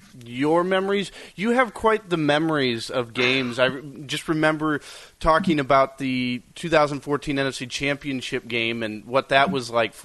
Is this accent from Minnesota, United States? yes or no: yes; Minnesota, United States; moved away; I grew up in Minnesota, so I went to school with Vikings fans.